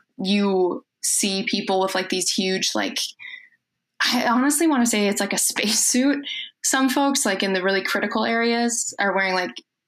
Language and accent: English; Foley, Minnesota, United States; I'm from Foley, Minnesota. It's a super small town, about 20 minutes outside of St. Cloud, so right in the middle of the state.